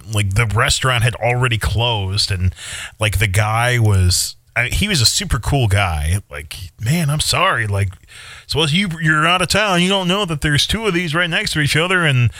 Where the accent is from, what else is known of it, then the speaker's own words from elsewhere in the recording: Eagan, United States; moved away; So we Ubered to Egan, my hometown.